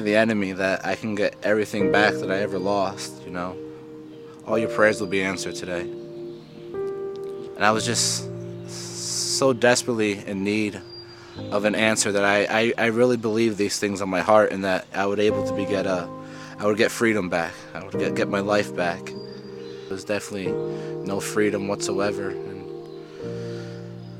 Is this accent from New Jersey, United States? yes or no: yes; Cranford, New Jersey, United States; also born or lived in Florida; I'm 30 years old. I'm from Cranford, New Jersey.